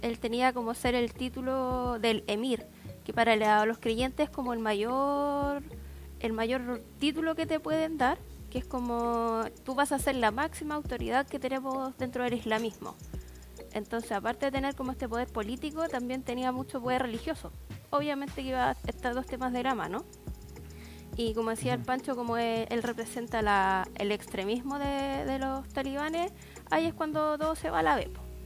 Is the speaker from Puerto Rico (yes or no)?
no; Chile; now in Santiago, Chile; aquí yo un poquito lejos de la capital